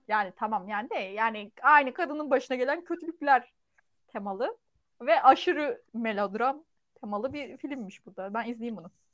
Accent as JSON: {"language": "Turkish", "country": "Turkey", "said": "biz Türk olduğumuz için"}